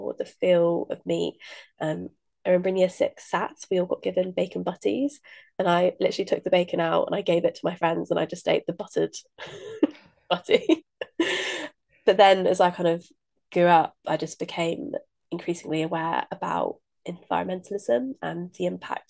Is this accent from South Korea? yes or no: no; Midlands, United Kingdom; I grew up in the Midlands